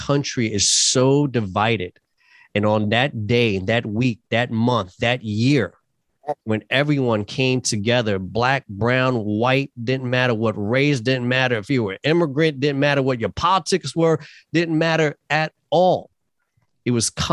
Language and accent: English; New York City, New York, United States; moved away; Born and raised in New York City.